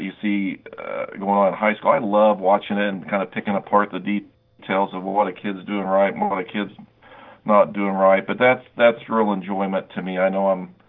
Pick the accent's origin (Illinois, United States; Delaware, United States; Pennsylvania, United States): Illinois, United States; Paris; moved away as an adult; also born or lived in Minnesota / Oregon; now in Indiana, United States; I grew up in Paris, Illinois. I grew up as a farm kid.